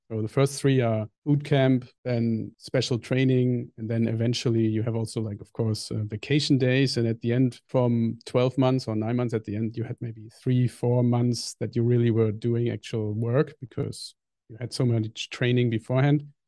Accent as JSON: {"language": "English", "country": "Germany", "tie": "born or raised there", "also_born_or_lived": "New Zealand / Indonesia", "second_language": "English", "moved": "as an adult"}